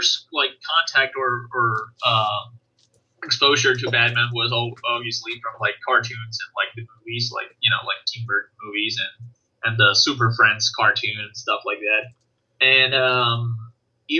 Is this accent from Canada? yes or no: no; Venezuela; I'm from Venezuela